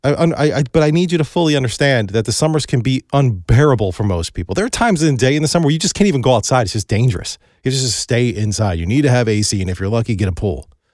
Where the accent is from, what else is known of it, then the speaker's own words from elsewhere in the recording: Ohio, United States; I grew up in Ohio